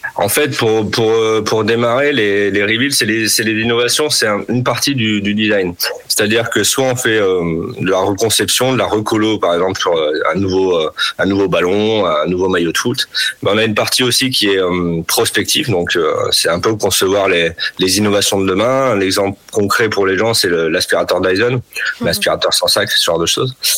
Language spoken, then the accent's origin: French; Nord, Hauts-de-France, France; Je suis natif du Nord